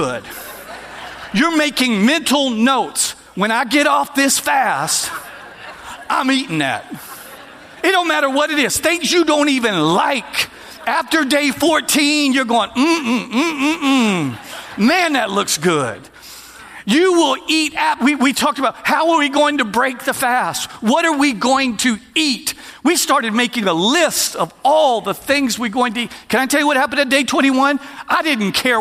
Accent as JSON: {"language": "English", "region": "Texas", "country": "United States", "said": "we're from Texas"}